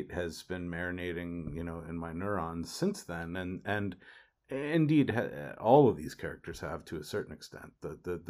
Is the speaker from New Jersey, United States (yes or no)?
yes; Ridgewood, New Jersey, United States; the town I grew up in Ridgewood, New Jersey